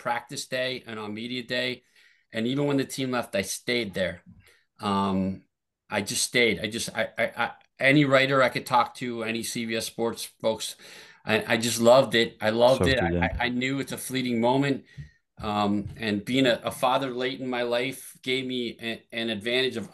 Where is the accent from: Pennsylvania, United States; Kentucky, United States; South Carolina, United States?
Pennsylvania, United States; Lehigh Valley; My hometown paper, The Morning Call in the Lehigh Valley